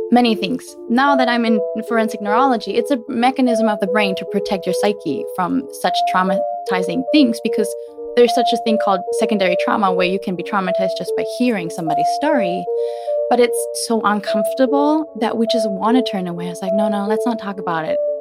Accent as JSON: {"language": "English", "country": "Germany", "tie": "born or raised there", "moved": "yes", "said": "born and raised in Germany."}